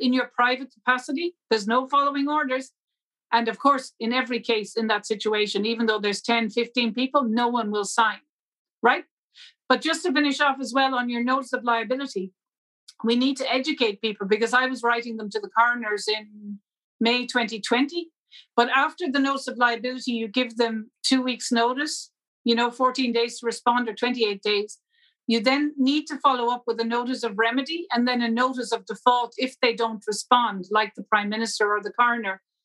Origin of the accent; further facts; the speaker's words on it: Ireland; I, as an Irish national